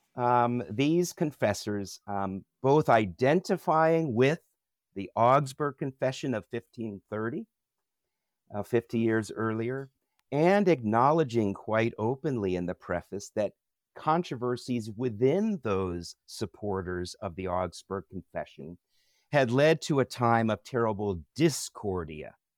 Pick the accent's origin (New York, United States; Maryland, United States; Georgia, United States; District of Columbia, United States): District of Columbia, United States; Washington; moved away as an adult; also born or lived in Minnesota; now in Edmonton, Canada; I grew up in the Washington, D C area of the United States